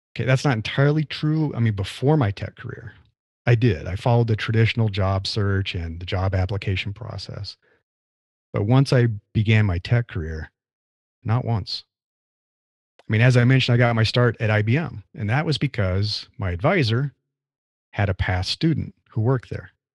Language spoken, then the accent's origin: English; Nebraska, United States; moved away as an adult; now in California, United States; I grew up in the Midwest, in the U S, in Nebraska.